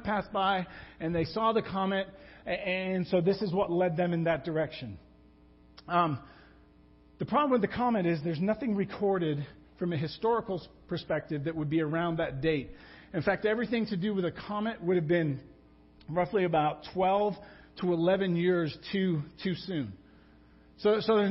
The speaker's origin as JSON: {"language": "English", "region": "England", "country": "United Kingdom", "said": "I'm English."}